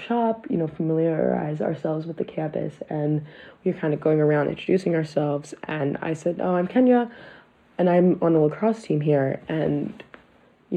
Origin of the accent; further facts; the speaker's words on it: Baltimore, Maryland, United States; I was born in Baltimore and raised here.